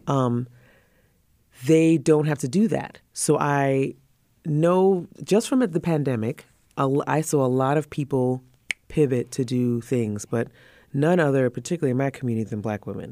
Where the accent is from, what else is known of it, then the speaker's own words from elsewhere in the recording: Trinidad & Tobago; moved away; we're from the Caribbean